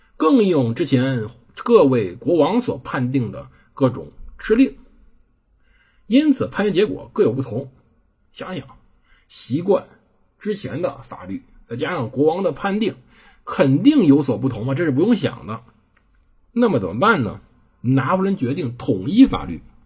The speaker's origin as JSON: {"language": "Chinese", "country": "China", "said": "我们中国人没契约精神"}